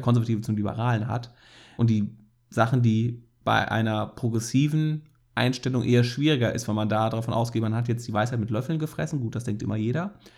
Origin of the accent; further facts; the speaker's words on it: Rhineland, Germany; als Rheinländer